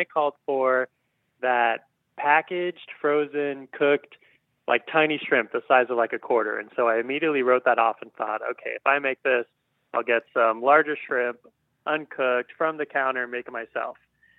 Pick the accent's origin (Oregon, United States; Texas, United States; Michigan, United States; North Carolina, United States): Oregon, United States; Portland; I am from Portland, Oregon.